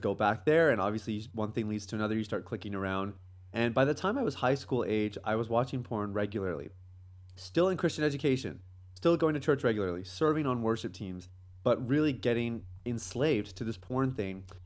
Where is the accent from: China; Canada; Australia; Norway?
Canada; moved away as an adult; now in Jamaica; I grew up in Canada. Uh, that's kind of home for me.